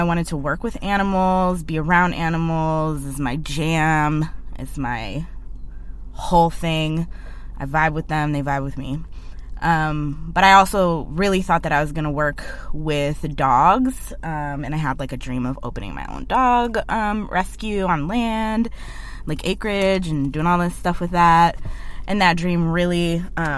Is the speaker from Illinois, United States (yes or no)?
no; Cleveland, Ohio, United States; moved away as an adult; now in Portland, United States; I'm originally from Cleveland, Ohio